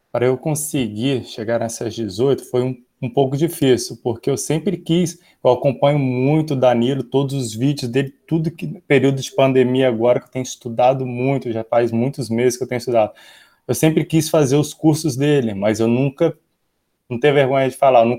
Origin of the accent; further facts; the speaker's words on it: Espírito Santo, Brazil; Eu também sou do interior do Espírito Santo.